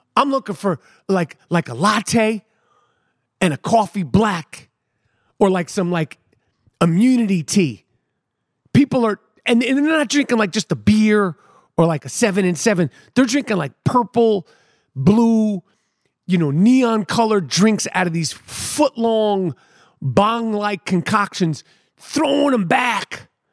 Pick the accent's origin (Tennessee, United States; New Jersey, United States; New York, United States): New York, United States; New York City; Growing up in New York City